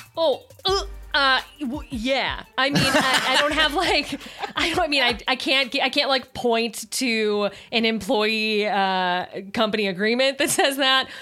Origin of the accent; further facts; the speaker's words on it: Chicago, Illinois, United States; I'm from Chicago